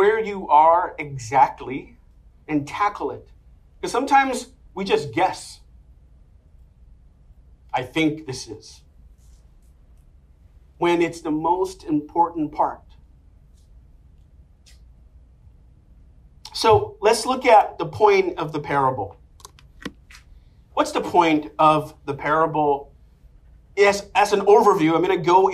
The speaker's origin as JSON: {"language": "English", "town": "New York City", "region": "New York", "country": "United States", "said": "I'm from Inwood, Washington Heights"}